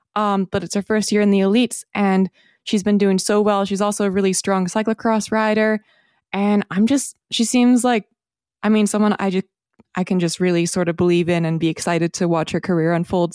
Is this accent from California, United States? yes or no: yes; north of San Francisco, Northern California, United States; I grew up north of San Francisco in Northern California